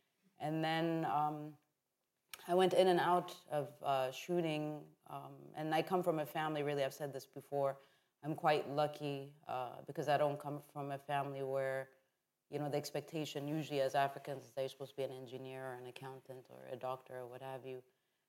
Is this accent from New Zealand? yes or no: no; Calgary, Alberta, Canada; also born or lived in Addis Ababa, Ethiopia; So I was born in Addis Ababa, Ethiopia. I left at the age of 5. And really the beginning of my journey within photography started in Canada. I went to a really great high school in Calgary where we had an amazing art department.